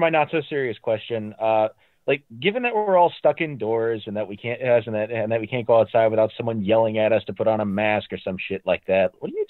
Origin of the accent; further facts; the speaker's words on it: Wisconsin, United States; I am also autistic from Wisconsin.